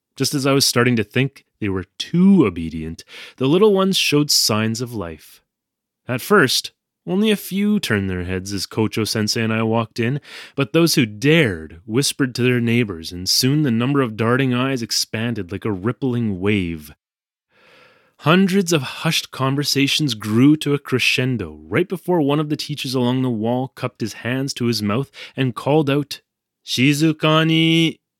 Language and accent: English; Canada; moved away as an adult; now in Japan; I'm from Canada.